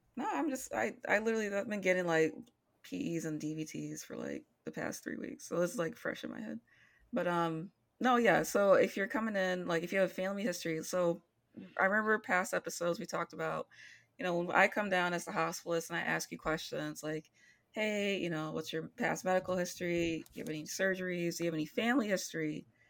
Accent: Midwest, United States; I am born and bred in the Midwest.

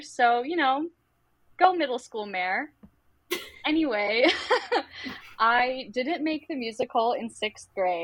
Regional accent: Massachusetts, United States; now in Chicago, United States; I'm originally from Massachusetts

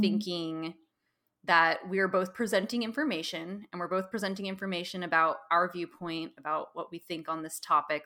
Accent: Pacific Northwest, United States; now in San Francisco, United States; I grew up in the Pacific Northwest

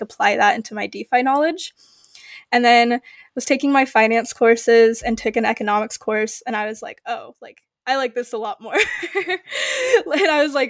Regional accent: Midwest, United States; also born or lived in United Kingdom; I'm from the Midwest

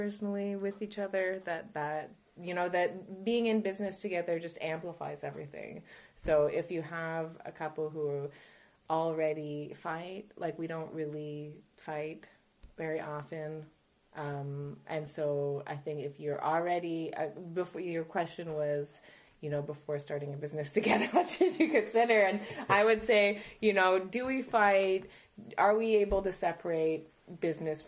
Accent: Ontario, Canada; moved away as an adult; now in Montreal, Canada; I was born in Ontario. I am the child of Polish immigrants

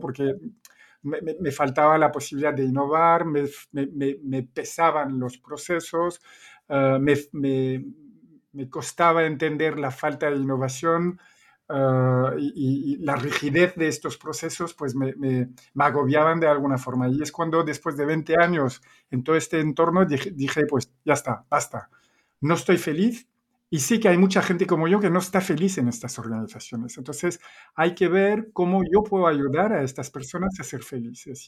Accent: Belgium; accent: Belgian; Spanish is a second language; moved away as an adult; also born or lived in Spain / Chile; yo soy belga, se nota el acento

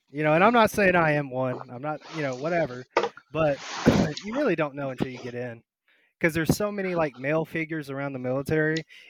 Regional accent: Georgia, United States; moved away; I joined the Army out of Gainesville, Georgia, because I'm from Georgia.

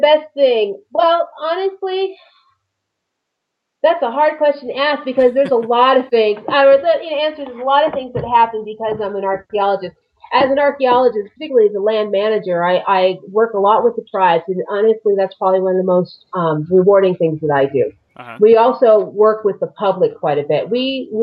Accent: Los Angeles, California, United States; moved away as an adult; also born or lived in Nevada / Mojave Desert, California; now in Arizona, United States; I'm from California originally. I grew up in the Los Angeles area.

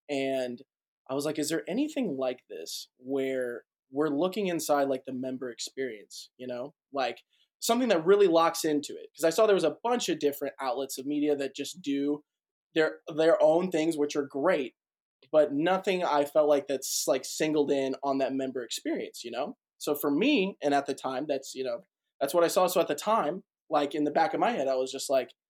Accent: Boston, Massachusetts, United States; also born or lived in St. Louis; now in Nashville, United States; So I am from Boston, Massachusetts originally. Parents moved to St. Louis, Missouri. From there, went to Middle Tennessee State University for college.

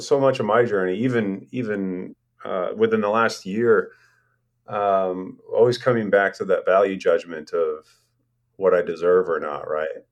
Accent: Portland, Oregon, United States; moved away as an adult; also born or lived in Astoria, Oregon / Europe; now in Corvallis, United States; I'd lived in Portland my whole life

